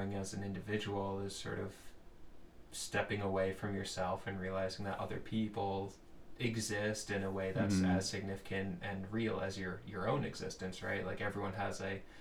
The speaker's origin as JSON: {"language": "English", "area": "Long Island", "region": "New York", "country": "United States", "moved": "as an adult", "said": "I'm from Long Island, New York originally."}